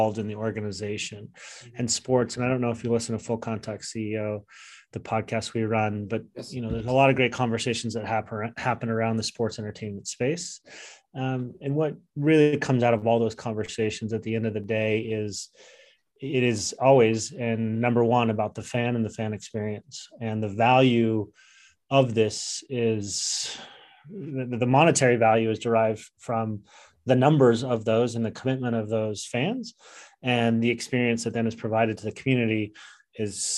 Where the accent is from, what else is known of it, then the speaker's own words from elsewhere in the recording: Salt Lake City, Utah, United States; Growing up in Salt Lake City, Utah in the 90s, I played for Highland